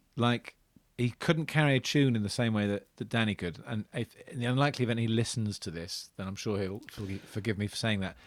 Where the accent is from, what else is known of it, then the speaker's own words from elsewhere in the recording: Portsmouth, South East England, United Kingdom; I grew up in Portsmouth